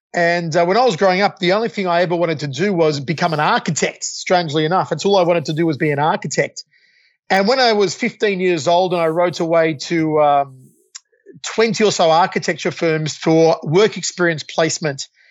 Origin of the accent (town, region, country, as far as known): Australia; moved away as an adult; also born or lived in Las Vegas, United States